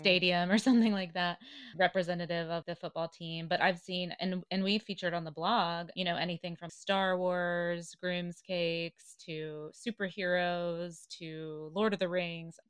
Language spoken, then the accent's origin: English; the South, United States; Growing up in the South, I went to the University of Tennessee